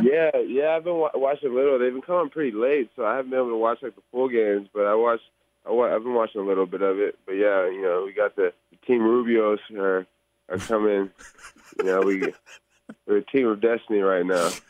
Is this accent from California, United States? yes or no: yes; Bay Area, California, United States; I'm from the Bay Area